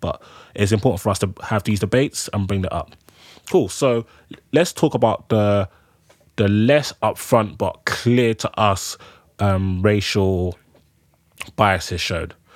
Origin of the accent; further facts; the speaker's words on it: Nigeria; now in United Kingdom; I'm a Nigerian man. I live in the UK.